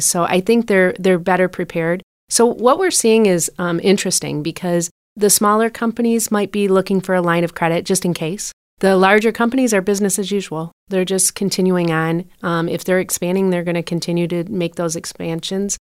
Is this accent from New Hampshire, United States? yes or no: no; Port Huron, Michigan, United States; also born or lived in Troy, Michigan; born and raised in Port Huron, so it was nice to come back home